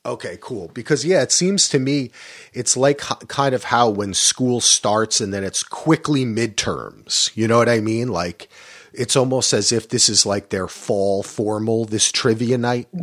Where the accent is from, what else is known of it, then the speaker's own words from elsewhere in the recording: New Jersey, United States; I grew up in New Jersey